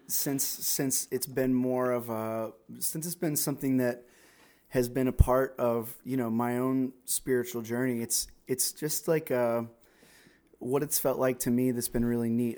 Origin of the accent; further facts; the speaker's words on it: South Florida, United States; moved away as an adult; now in North Carolina, United States; I was born and raised in South Florida